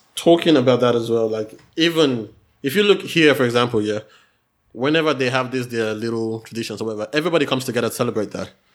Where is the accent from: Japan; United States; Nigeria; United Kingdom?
Nigeria; moved away; I'm Nigerian